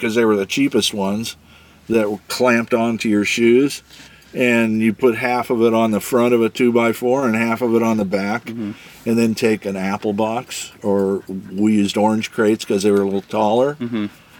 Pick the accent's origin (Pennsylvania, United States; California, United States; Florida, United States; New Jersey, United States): California, United States; Alhambra; moved away as an adult; also born or lived in San Diego; I grew up in Alhambra, San Gabriel Valley.